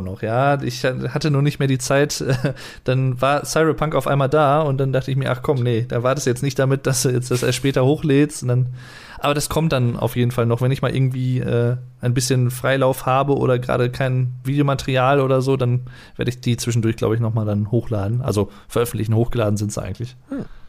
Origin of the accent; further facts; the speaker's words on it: Germany; als Deutscher